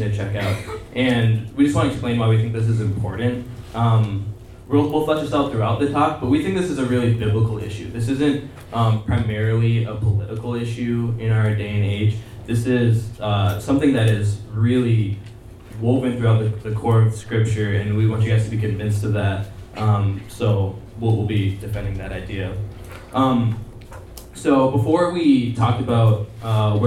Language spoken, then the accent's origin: English; United States; I'm Indian American